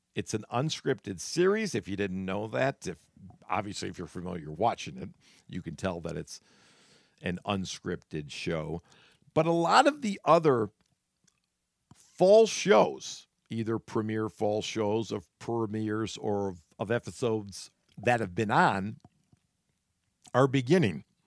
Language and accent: English; Solon, Ohio, United States; Growing up in Solon, Ohio